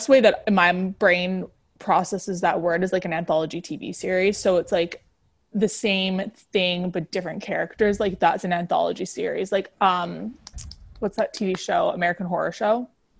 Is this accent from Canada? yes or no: yes; Canada; We're Canadian, so we don't really know the monuments all that well.